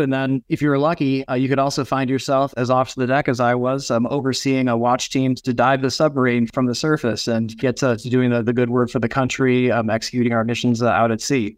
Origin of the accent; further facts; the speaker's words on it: Nebraska, Minnesota, United States; Growing up in Ag, family farm, Nebraska, and Minnesota where I grew up